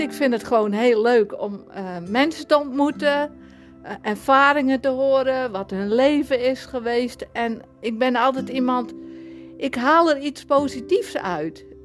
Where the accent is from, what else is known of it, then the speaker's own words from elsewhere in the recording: Sonnega, Friesland, Netherlands; accent: Frisian; moved away as an adult; now in Alkmaar, Netherlands; Ik 30 september 1966 in het plaatsje Zonnega in Friesland ben ik geboren